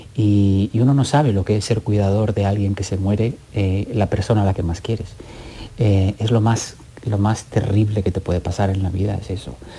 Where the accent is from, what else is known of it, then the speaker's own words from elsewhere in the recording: Catalonia, Spain; siendo catalán